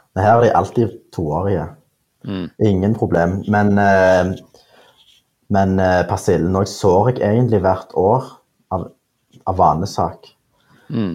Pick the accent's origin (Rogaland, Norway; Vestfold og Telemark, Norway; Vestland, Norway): Rogaland, Norway; Stavanger; jeg er jo fra Stavanger